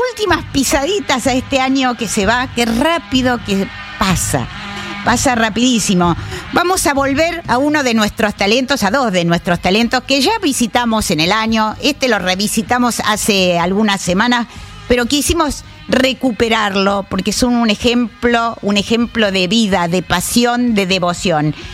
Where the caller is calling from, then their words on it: Berazategui, Buenos Aires Province, Argentina; Hola Nora, buen día … de Verazategui.